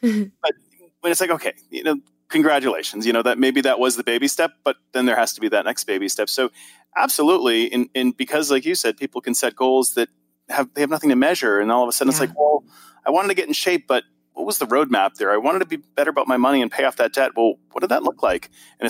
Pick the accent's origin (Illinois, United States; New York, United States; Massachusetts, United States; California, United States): Massachusetts, United States; Boston; I love SMART goals, and I'm from Boston, so I have to make sure the R is hard.